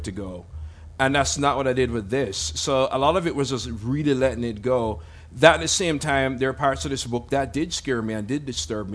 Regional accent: Jamaica; when I grew up in Jamaica in the 80s

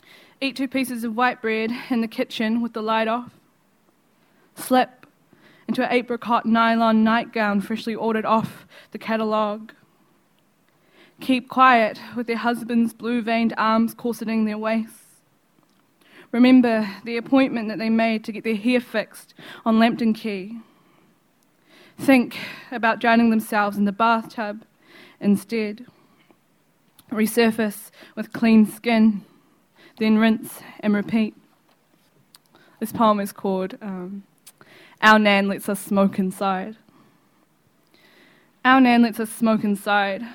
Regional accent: Wellington, New Zealand; I'm from New Zealand. I'm Māori. I'm from places of Wellington.

